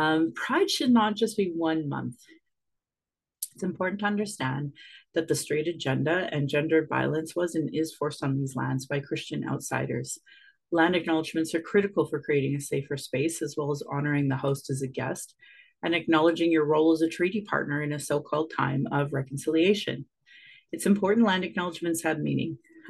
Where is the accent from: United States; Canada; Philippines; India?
Canada; Calgary, Alberta; I was born in Calgary … another English name that has afforded me privilege in an English colonial world. My mother is Northern Slavey Dene or Satu Dene